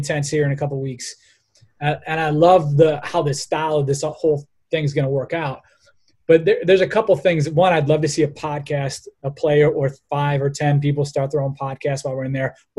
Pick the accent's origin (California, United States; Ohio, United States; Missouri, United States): Ohio, United States; Cleveland; We're from Cleveland, Ohio, where the Cleveland Indians are